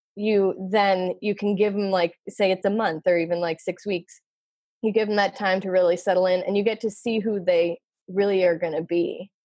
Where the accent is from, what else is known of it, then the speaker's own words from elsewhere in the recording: Philadelphia, Pennsylvania, United States; moved away as an adult; also born or lived in Massachusetts; I grew up in Philly